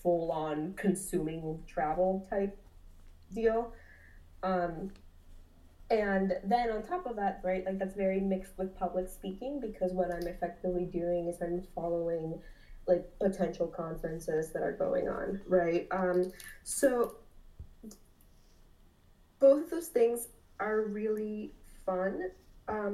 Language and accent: English; North Broward County, Florida, United States; also born or lived in Lima, Peru; I was raised by a single mom in North Broward County, which is about 45 minutes north of Miami